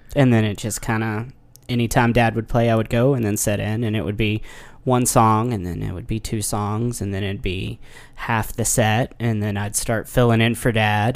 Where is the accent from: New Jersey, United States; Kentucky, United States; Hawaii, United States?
Kentucky, United States; near Paducah; now in Nashville, United States; took a gig in Paducah, Kentucky, which is just right beside my hometown